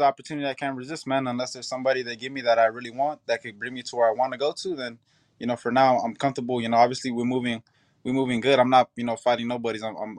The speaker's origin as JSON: {"language": "English", "town": "Upland", "region": "California", "country": "United States", "tie": "born or raised there", "said": "I mean, I was born here in the United States, in Upland. But my father got Nicaragua blood in him and my mom got Mexican blood in her."}